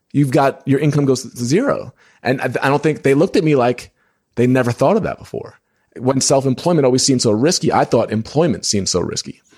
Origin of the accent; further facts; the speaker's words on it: New York, United States; moved away as an adult; now in Indiana, United States; When I lived in New York, 'cause I'm from New York